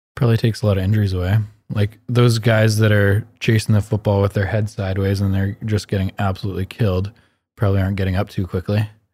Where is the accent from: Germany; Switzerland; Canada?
Canada; We're like Canadian people that were born and raised here that speak English